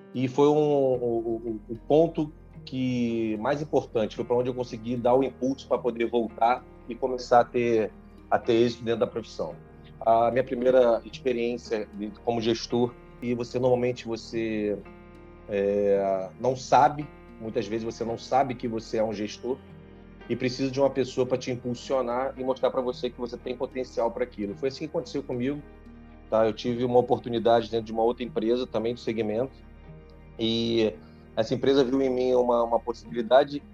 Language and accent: Portuguese; Rio de Janeiro, Brazil; now in Manaus, Brazil; eu sou do Rio de Janeiro, mas hoje eu moro em Manaus